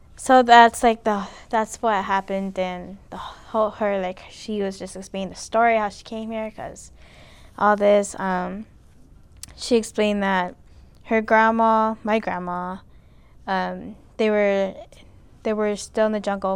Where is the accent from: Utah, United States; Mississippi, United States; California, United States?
California, United States; now in Alaska, United States; I was born in California. I lived there my whole life